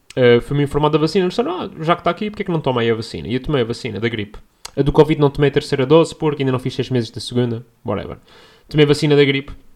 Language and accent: Portuguese; Portugal; accent: Portuguese; as pessoas não percebem o meu sotaque